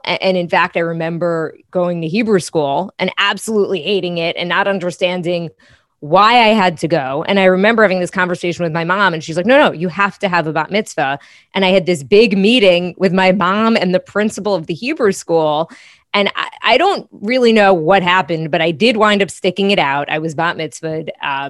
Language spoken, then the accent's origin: English; New York, United States; So I'm from originally Long Island, and I live there now. and I was from the North Shore of Nassau County, which is extremely Jewish.